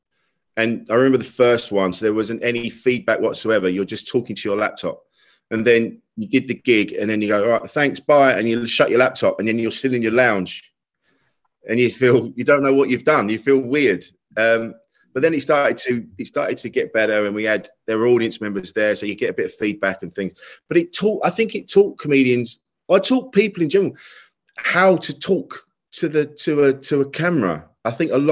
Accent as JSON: {"language": "English", "area": "Kent", "region": "South East England", "country": "United Kingdom", "said": "I was a man from Kent"}